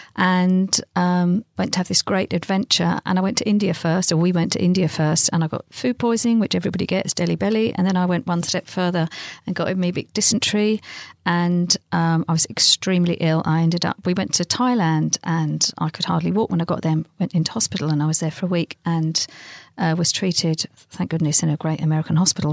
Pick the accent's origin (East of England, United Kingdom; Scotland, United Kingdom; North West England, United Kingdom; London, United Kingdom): London, United Kingdom; my next door neighbour growing up in London